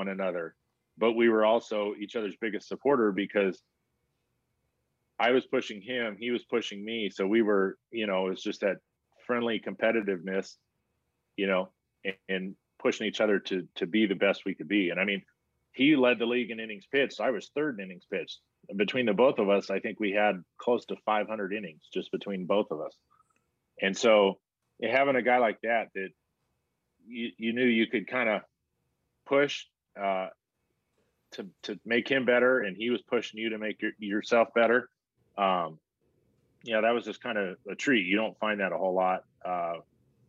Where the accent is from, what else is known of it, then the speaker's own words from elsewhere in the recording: San Diego, California, United States; I got to play for my hometown team